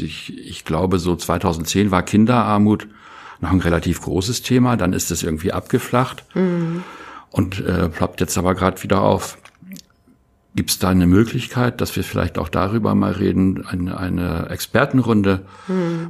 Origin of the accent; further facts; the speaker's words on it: Germany; einer wie ich äh, hier in Deutschland geboren